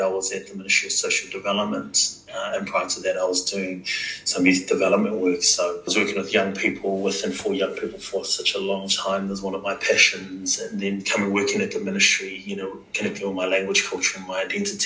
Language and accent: English; Auckland, New Zealand; also born or lived in Alofi, Niue; I was born in Niue and I was raised here in Auckland